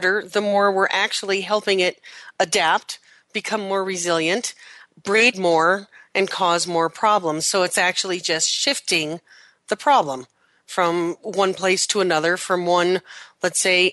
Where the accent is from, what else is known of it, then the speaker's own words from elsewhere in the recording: Wyoming, United States; I always pronounce it coyote growing up in Wyoming